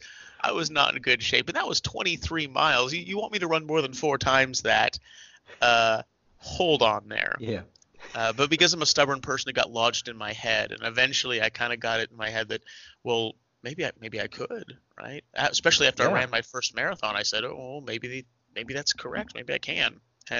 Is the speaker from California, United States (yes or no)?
yes; San Luis Obispo, California, United States; San Luis Obispo, my hometown.